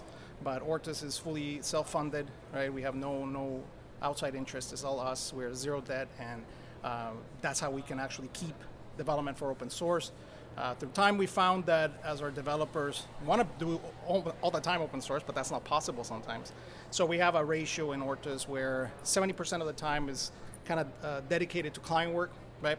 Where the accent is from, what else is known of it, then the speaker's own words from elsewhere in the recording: El Salvador; I was born in El Salvador.